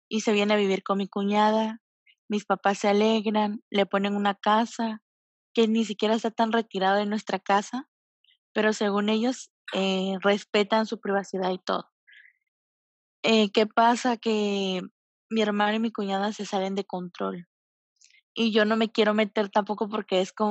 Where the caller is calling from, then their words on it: Tabasco, Mexico; De Tabasco.